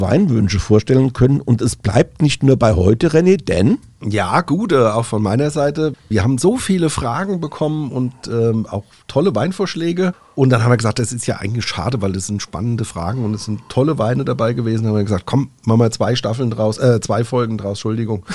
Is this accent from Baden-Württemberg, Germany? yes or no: no; Rheinhessen, Rhineland-Palatinate, Germany; bei uns in Rheinhessen